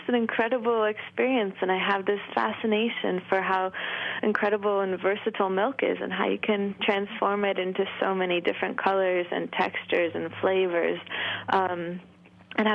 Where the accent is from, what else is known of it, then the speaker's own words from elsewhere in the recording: Thetford, Vermont, United States; I'm from Thetford, Vermont